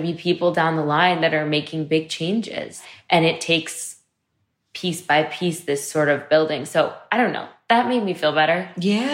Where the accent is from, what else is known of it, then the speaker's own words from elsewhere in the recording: New York, United States; growing up in Manhattan